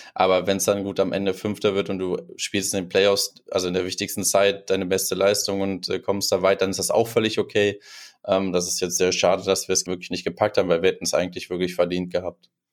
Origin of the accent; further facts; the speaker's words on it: Düsseldorf, North Rhine-Westphalia, Germany; now in Dortmund, Germany; ich komme aus Düsseldorf, aber ich lebe in Dortmund